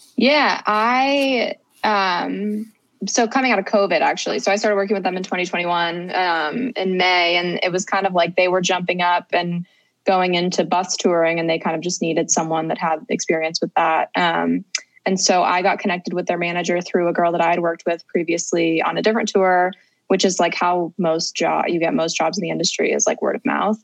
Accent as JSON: {"language": "English", "town": "Cincinnati", "region": "Ohio", "country": "United States", "tie": "born or raised there", "said": "I grew up in Cincinnati, Ohio"}